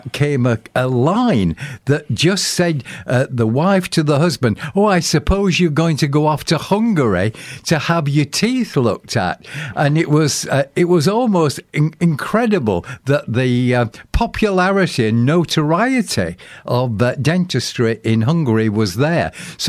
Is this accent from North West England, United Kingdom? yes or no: no; Sheffield, Yorkshire and the Humber, United Kingdom; In fact, in my hometown of Sheffield